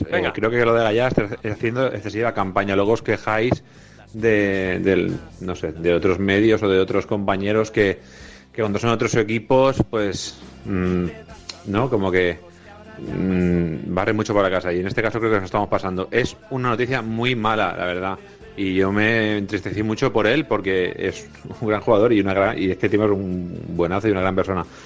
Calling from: Valencia, Valencian Community, Spain; de Valencia.

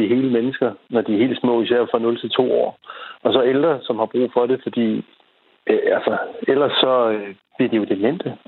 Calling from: Holte, Capital Region of Denmark, Denmark; Jeg er fra Holte.

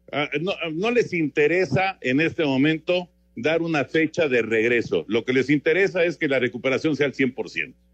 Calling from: Cosoleacaque, Veracruz, Mexico; Muy buenas noches. … de Cosoleacaque, Veracruz.

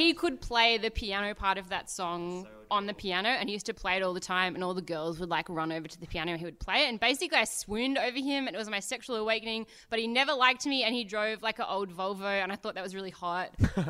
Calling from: Canberra, Australian Capital Territory, Australia; Canberra, Australia's greatest city, obviously.

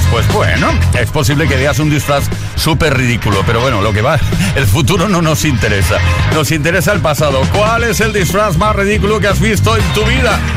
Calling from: Málaga, Andalusia, Spain; de Málaga.

